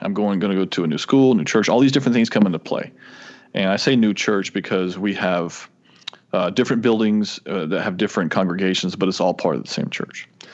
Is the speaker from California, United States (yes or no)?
no; Florida, United States; moved away as an adult; also born or lived in Tennessee; I'm from Florida